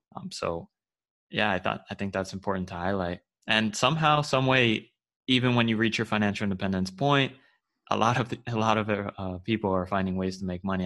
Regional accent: Florida, United States; I'm from Florida

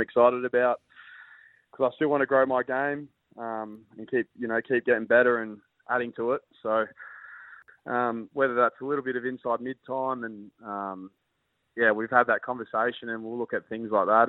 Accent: Perth, Western Australia, Australia; I grew up in Perth

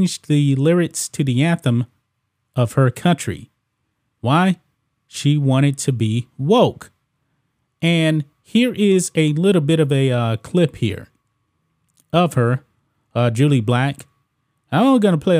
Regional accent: United States; I'm American

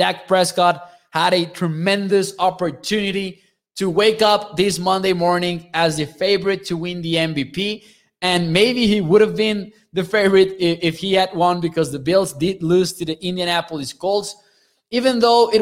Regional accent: Chihuahua, Mexico; I'm from Chihuahua, Mexico

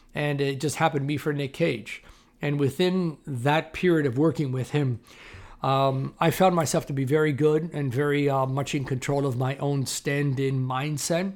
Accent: Toronto, Ontario, Canada; I grew up in Toronto, Canada, which is where I'm based currently, again.

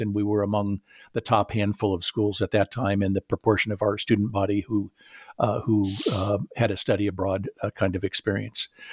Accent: Southern California, United States; I grew up in Southern California

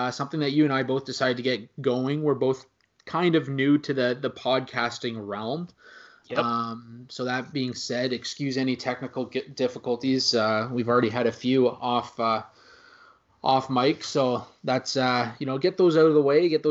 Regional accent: Oakville, Ontario, Canada; I grew up watching the local team, and I grew up in Oakville

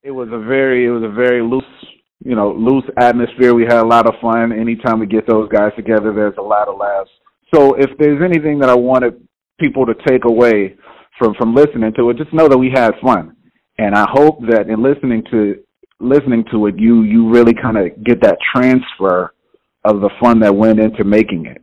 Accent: Houston, Texas, United States; now in New York, United States; I'm originally from Houston, Texas

